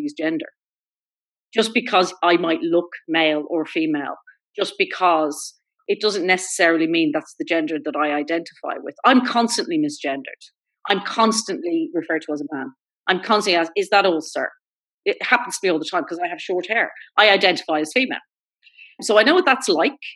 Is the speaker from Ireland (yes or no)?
yes; Ireland; My experience as an Irish gay woman